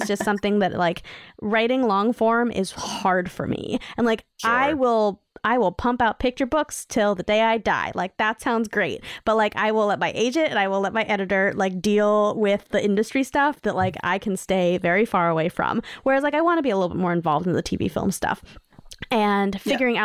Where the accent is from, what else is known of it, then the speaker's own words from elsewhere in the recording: New York City, New York, United States; I grew up in New York City